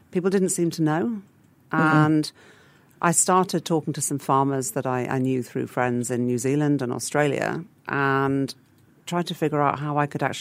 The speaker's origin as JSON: {"language": "English", "region": "England", "country": "United Kingdom", "lives_now": "Singapore", "said": "I did look because I came from England, where the culture is very much about sourcing locally."}